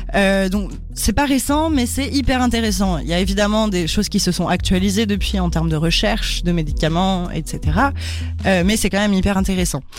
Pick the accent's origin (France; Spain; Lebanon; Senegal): France; je suis française